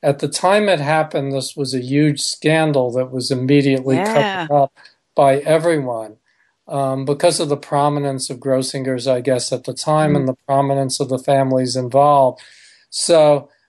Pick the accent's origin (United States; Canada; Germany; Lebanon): United States; New York City, New York; I was born, so I was raised in New York City